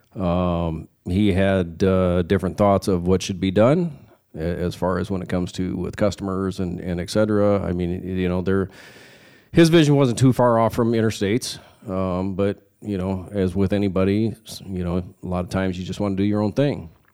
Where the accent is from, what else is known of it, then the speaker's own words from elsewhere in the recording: Sioux City, Iowa, United States; I grew up here in Sioux City, Iowa, uh, born and raised here